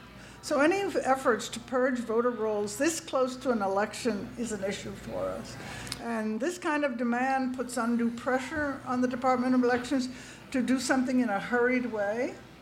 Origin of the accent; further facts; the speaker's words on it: California, United States; now in Pennsylvania, United States; because I came from California, I had never seen before